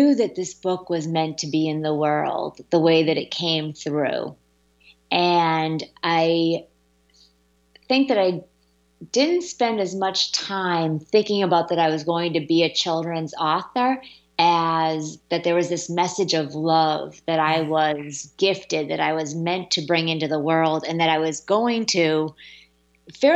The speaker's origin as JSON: {"language": "English", "region": "Massachusetts", "country": "United States", "tie": "born or raised there", "moved": "yes", "said": "my home state of Massachusetts"}